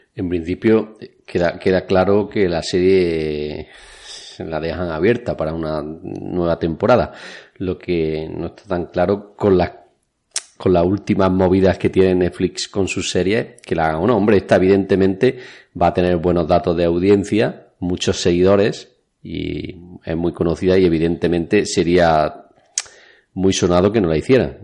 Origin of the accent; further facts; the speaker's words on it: Spain; en mi pueblo que era pequeño, por aquel entonces habría 10 o 12 mil habitantes. Vamos, donde yo viví la juventud